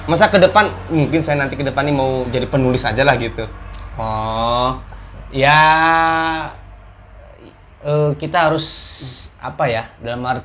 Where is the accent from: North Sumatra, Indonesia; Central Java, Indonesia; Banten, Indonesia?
Banten, Indonesia; Rangkasbitung; also born or lived in Jakarta; Rangkas, kemudian di Jakarta. Iya. Jadi ketika diam di Serang ya jarang gitu temen juga.